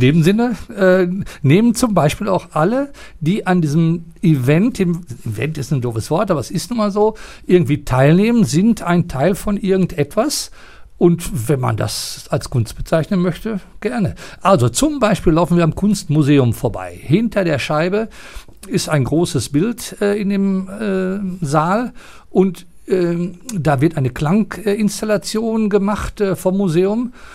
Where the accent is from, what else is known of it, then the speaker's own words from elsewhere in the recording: Bad Lippspringe, North Rhine-Westphalia, Germany; now in Bochum, Germany; ich bin geboren in Bad Lippspringe, in, äh, ganz an der, Ren an der Grenze zu Lippe, also im Ostwestfälischen, nahe von Paderborn.